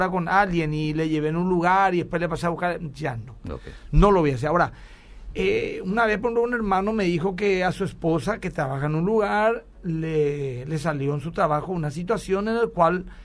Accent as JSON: {"language": "Spanish", "town": "Capiatá", "region": "Central", "country": "Paraguay", "said": "estamos, somos de Capiatá y nos queda un poco lejos"}